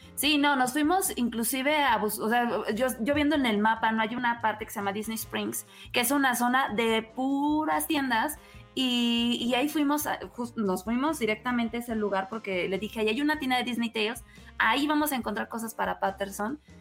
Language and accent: Spanish; Mexico; Como mexicano